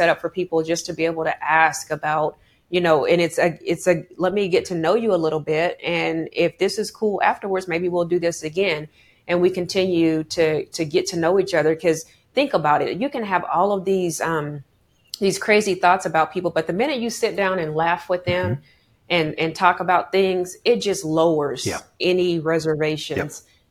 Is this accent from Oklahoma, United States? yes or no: yes; Oklahoma, United States; I'm from Oklahoma